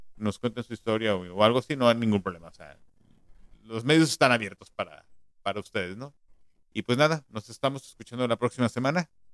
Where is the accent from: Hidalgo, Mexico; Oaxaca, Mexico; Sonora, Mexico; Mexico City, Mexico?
Mexico City, Mexico; moved away; yo de niño eh, vivía todavía en la Ciudad de México